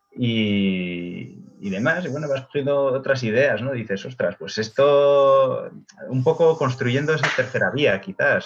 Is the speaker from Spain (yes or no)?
yes; Bilbao, Basque Country, Spain; now in Madrid, Spain; yo soy de Bilbao